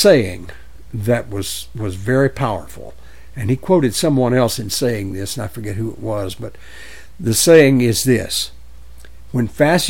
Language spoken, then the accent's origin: English; Louisiana, United States; I grew up in Louisiana, and I was around KKK people all my life